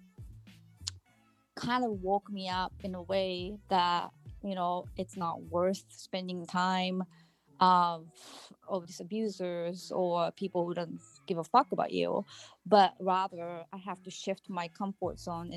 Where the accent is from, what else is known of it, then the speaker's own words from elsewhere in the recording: Japan; now in Massachusetts, United States; I'm from Massachusetts, but I'm originally from Japan.